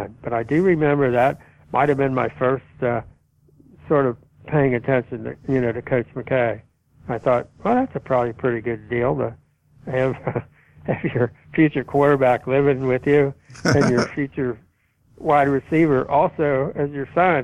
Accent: Kentucky, United States; growing up in Kentucky

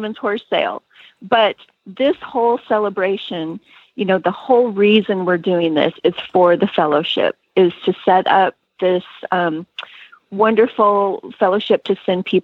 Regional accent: Montana, United States; I grew up in Montana ranching and oil painting and sewing.

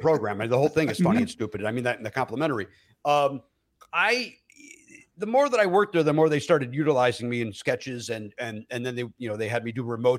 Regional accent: Chicago, Illinois, United States; now in Los Angeles, United States; the other team from my hometown

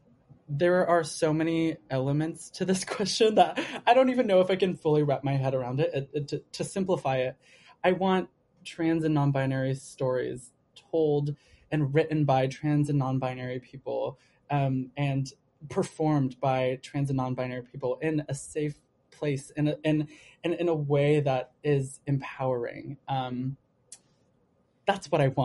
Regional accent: Los Angeles, California, United States; now in New York, United States; I'm from LA, by the way. I'm from Southern California

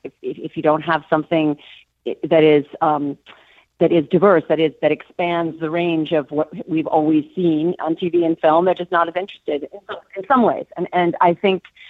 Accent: Minneapolis, Minnesota, United States; moved away; I'm from Minneapolis originally

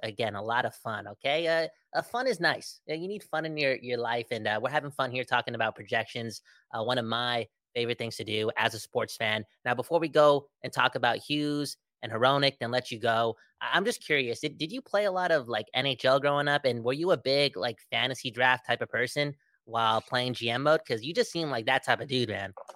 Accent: Surrey, British Columbia, Canada; we're both from Surrey

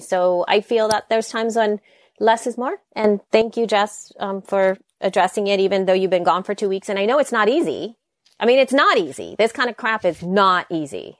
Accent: El Salvador; English is a second language; moved away; I'm from El Salvador. I, English is my second language.

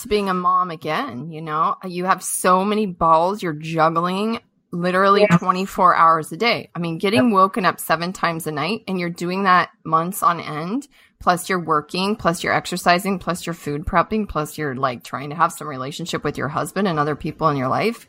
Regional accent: Montana, United States; also born or lived in Colorado; I grew up in Montana, uh, Colorado, and Montana

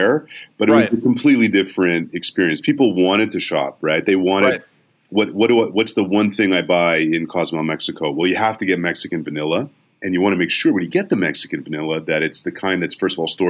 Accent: Canada; moved away as an adult; I grew up in Canada

